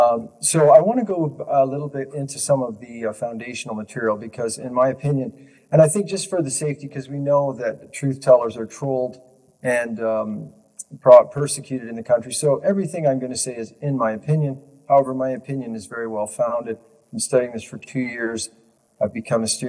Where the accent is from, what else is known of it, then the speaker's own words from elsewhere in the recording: Ontario, Canada; I'm Canadian born, and I've lived in Ontario my entire life